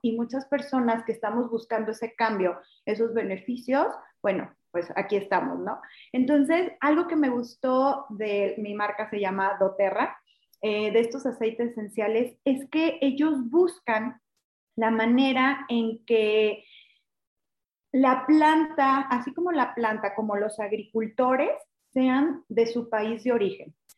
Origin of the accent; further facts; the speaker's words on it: Mexico; como mexicano